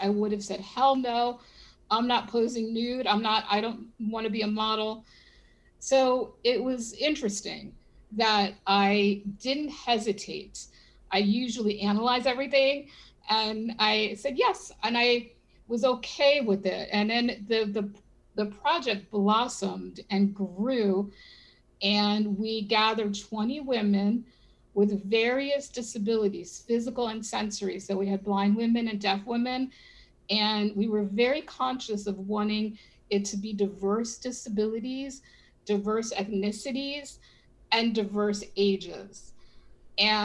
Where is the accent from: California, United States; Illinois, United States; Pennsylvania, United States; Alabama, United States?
Pennsylvania, United States; Philadelphia; now in Miami, United States; I was born in Philadelphia, so we still have a lot of friends and family in there